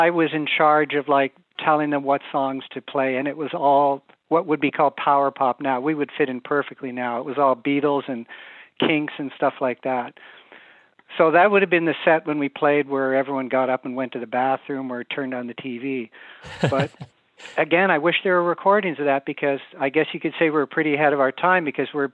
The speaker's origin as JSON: {"language": "English", "town": "Mississauga", "region": "Ontario", "country": "Canada", "also_born_or_lived": "Hamilton, Canada / Los Angeles, United States", "moved": "as an adult", "said": "I'm from Port Credit"}